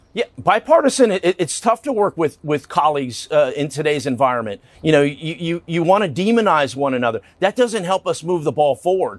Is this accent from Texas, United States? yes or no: yes; Texas, United States; I'm from Texas